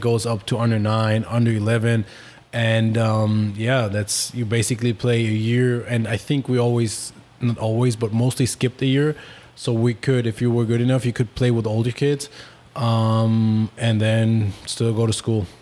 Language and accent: English; Berlin, Germany; English is a second language; moved away; I was born in Berlin, Germany